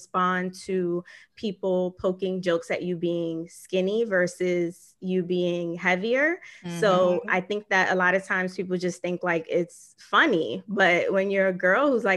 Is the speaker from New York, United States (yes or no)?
yes; New York City, New York, United States; I grew up in East Harlem